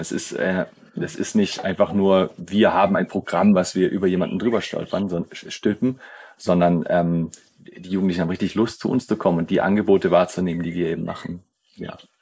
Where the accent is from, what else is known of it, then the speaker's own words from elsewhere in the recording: near Schaffhausen on the Swiss border, Baden-Württemberg, Germany; moved away as an adult; now in Tamera, Portugal; ursprünglich bin ich aus Süddeutschland. Okay. Ja, an der Schweizer Grenze